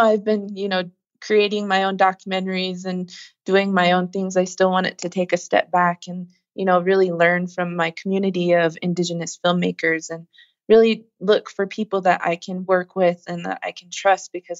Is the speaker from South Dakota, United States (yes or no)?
yes; Pine Ridge Indian Reservation, South Dakota, United States; I come from the Pine Ridge Indian Reservation, and it's the poorest county in America. I grew up with nothing